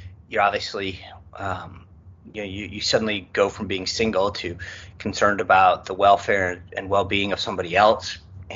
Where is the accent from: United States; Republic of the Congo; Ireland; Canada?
United States; Rhode Island; I grew up in Rhode Island